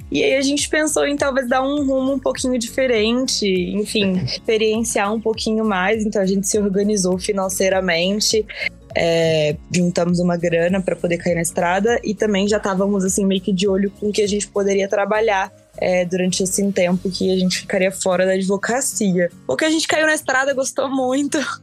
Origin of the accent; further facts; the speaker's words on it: Vitória, Espírito Santo, Brazil; moved away as an adult; also born or lived in São Paulo; Eu sou capixaba de Vitória, Espírito Santo